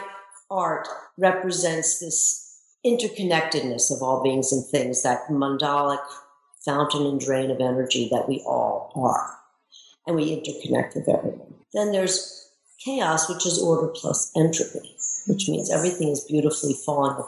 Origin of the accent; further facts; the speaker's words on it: Baltimore, Maryland, United States; I grew up in Baltimore, Maryland